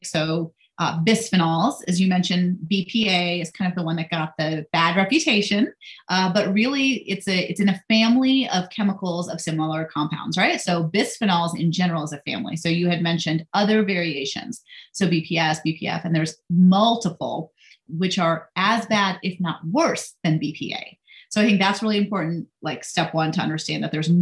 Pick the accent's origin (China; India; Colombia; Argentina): India; now in United States; I'm Indian. So I was born in India, came here